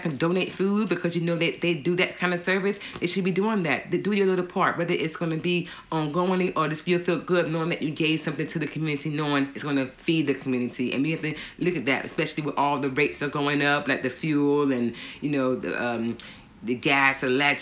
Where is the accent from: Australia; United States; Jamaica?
United States; moved away as an adult; now in Gloucestershire, United Kingdom; I'm from America